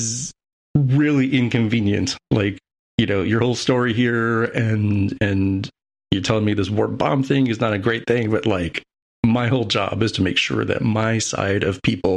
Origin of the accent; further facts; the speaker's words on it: United States; as an American